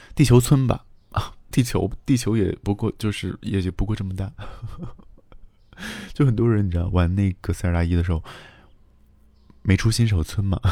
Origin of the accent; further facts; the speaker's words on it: Xi'an, Shaanxi, China; 从小在西安长大